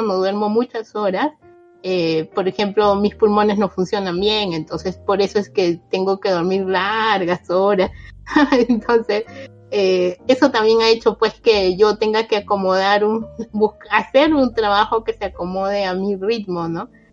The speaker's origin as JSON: {"language": "Spanish", "country": "Peru", "tie": "born or raised there", "moved": "as an adult", "lives_now": "Japan", "said": "Yo soy peruana y vivo en Japón ya 12 años."}